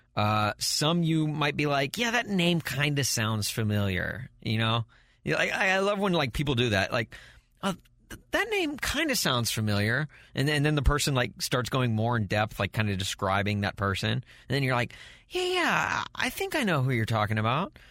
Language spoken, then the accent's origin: English; the South, United States; now in St. Louis, United States; where I grew up in the South